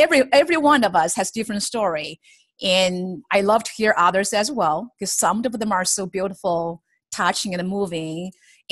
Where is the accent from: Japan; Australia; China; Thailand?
China; moved away as an adult; now in United States; I grew up in China and have spent half of my life there